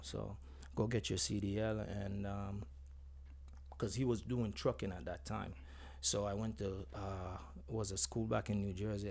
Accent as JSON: {"language": "English", "town": "Spalding", "region": "Clarendon", "country": "Jamaica", "tie": "born or raised there", "accent": "Jamaican", "moved": "yes", "said": "grew up from a community, Spalding, from Spalding, Clarinden, um, went to Knox College"}